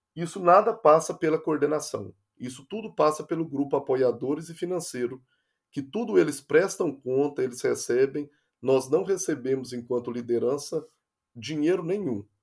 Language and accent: Portuguese; interior of Minas Gerais, Brazil; now in Rio de Janeiro, Brazil; como eu sou do interior de Minas Gerais, a gente tem uma cultura muito rural